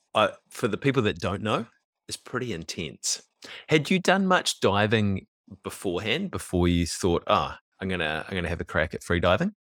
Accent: Auckland, New Zealand; also born or lived in Swanson; I was also born in West Auckland and lived in Swanson for a little bit

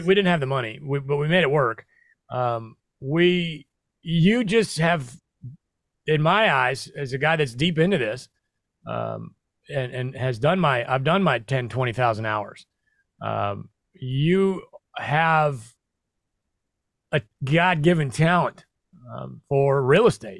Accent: Midwest, United States; moved away as an adult; also born or lived in New York City; now in Tennessee, United States; I grew up in the Midwest

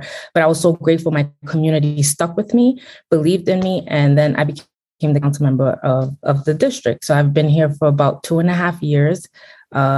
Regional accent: Brooklyn, New York, United States; born and raised in Brooklyn. My parents are Haitian

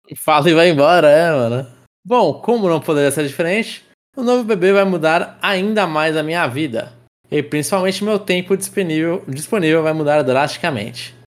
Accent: Brazil

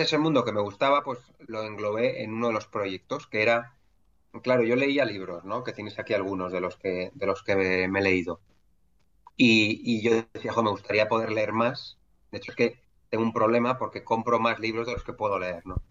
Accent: Madrid, Community of Madrid, Spain; yo soy un madrileño de 41

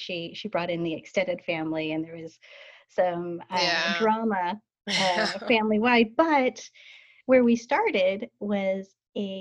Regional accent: Salt Lake City, Utah, United States; now in Portland, United States; I was born and raised in Salt Lake City, Utah

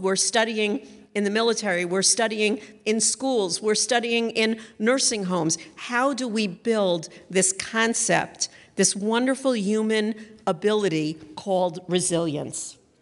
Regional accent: Northeast, United States; I come from the Northeast

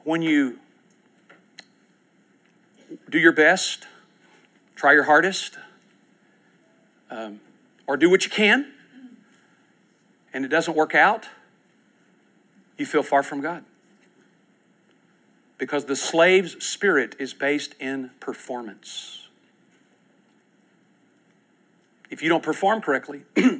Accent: United States; I'm an American

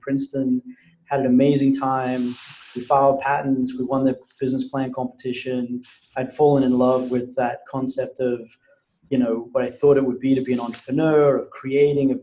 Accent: Brisbane, Queensland, Australia; I had spent the summer working in an oil refinery in Brisbane, Australia, which was my hometown.

